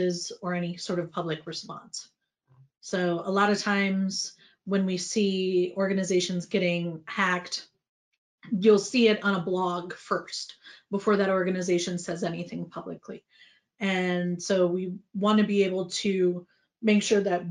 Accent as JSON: {"language": "English", "country": "United States", "said": "as an American CCO"}